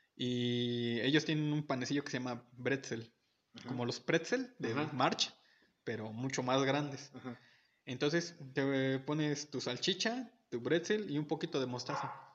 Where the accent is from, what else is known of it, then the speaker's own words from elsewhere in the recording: Mexico; nuestros pequeños pequeños defectos como mexicanos